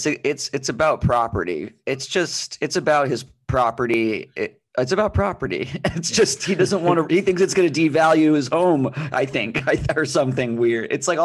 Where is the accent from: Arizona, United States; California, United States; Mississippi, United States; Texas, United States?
Arizona, United States; Phoenix; I grew up in Phoenix